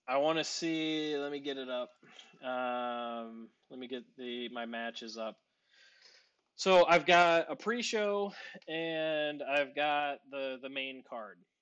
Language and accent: English; Northeast Ohio, United States